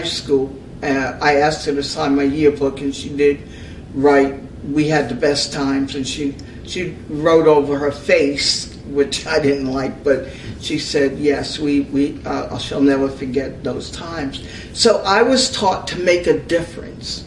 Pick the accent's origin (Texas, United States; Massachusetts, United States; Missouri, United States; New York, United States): New York, United States; North Amityville; moved away; I was born in New York, raised in North Amityville